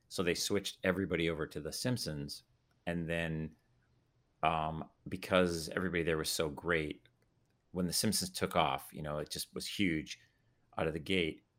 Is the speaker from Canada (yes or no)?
yes; Calgary, Alberta, Canada; now in United States; I grew up in Calgary